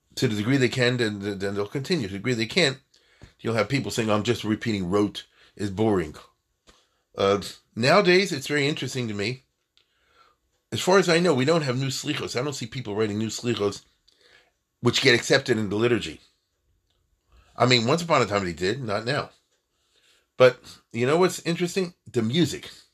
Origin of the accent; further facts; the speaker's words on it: United States; as an American